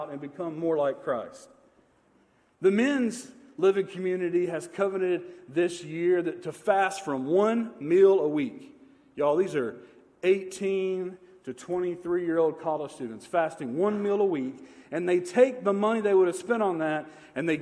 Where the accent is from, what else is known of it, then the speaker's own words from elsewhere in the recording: Manchester, Tennessee, United States; I grew up outside of Manchester, Tennessee. And I grew up on a farm